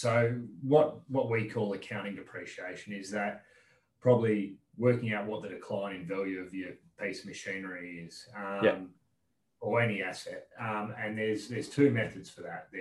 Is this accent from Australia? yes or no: yes; Dumbleyung, Western Australia, Australia; now in Perth, Australia; I grew up on farm in Dumbleyung, which is about 2.5 hours southeast of Perth.